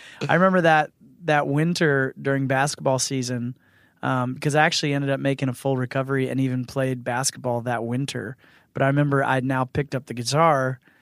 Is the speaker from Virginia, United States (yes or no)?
yes; Northern Virginia, United States; I grew up in Northern Virginia.